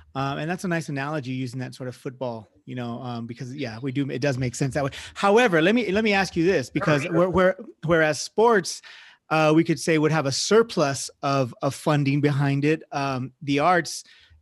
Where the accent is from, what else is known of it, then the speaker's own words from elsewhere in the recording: Fresno, California, United States; now in El Paso, United States; I'm originally from Fresno